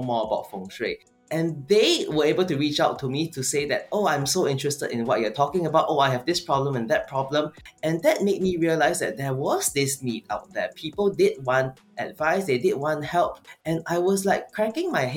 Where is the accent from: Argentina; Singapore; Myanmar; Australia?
Singapore; I'm from Singapore